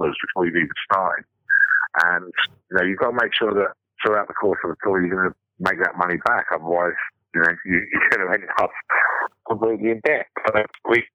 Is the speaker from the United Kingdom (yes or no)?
yes; England, United Kingdom; being English